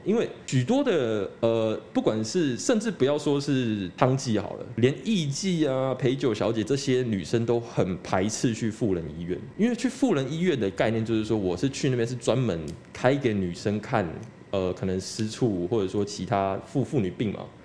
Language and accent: Chinese; Taiwan; 我们台湾人